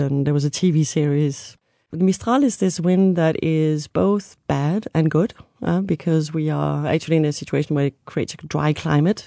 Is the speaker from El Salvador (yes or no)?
no; Copenhagen, Capital Region of Denmark, Denmark; moved away as an adult; also born or lived in Avignon, France; now in Arles, France; I was born in Copenhagen, Denmark